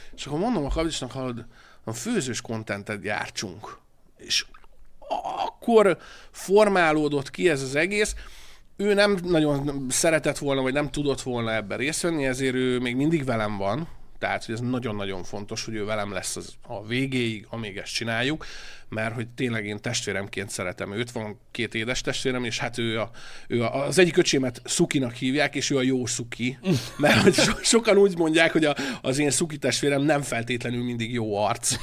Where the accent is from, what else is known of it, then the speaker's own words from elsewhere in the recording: Hungary; moved away as an adult; also born or lived in Budapest; vidéki srác vagyok